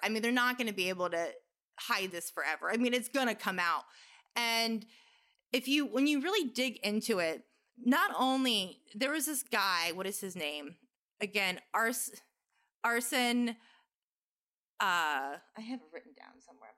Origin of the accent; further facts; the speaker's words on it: United States; as an American